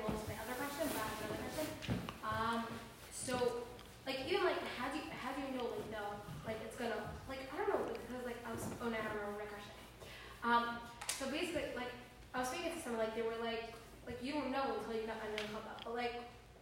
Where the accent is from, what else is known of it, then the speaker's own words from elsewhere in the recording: Israel; now in United States; when I was born in Israel